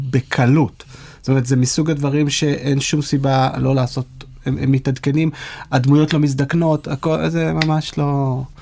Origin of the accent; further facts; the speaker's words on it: Israel; כישראלים שגדלו לדור הסוציאליסטי